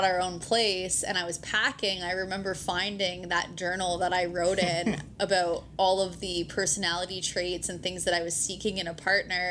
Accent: Ontario, Canada; moved away; I'm from Ontario originally

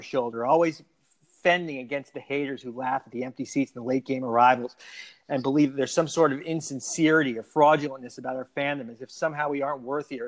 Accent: Miami, Florida, United States; I was born in South Florida and I grew up in Miami. I live in South Florida now

